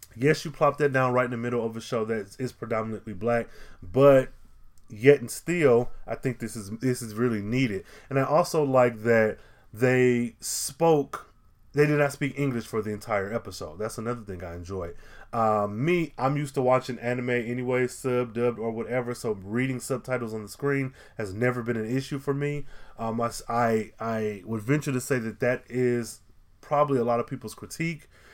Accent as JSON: {"language": "English", "country": "United States", "tie": "born or raised there", "said": "a black man growing up in America"}